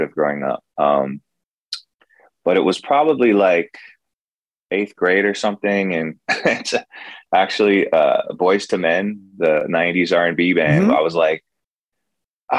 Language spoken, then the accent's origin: English; Kailua, Hawaii, United States; moved away; also born or lived in Nashville / Santa Barbara; I grew up mostly in Kailua, which is on the east side of Oahu